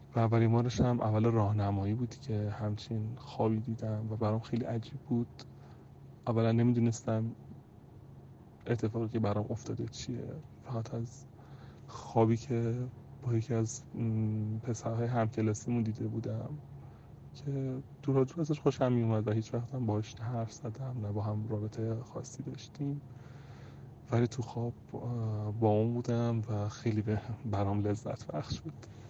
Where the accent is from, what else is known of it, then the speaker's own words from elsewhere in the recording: Tehran, Tehran Province, Iran; اهل تهرانم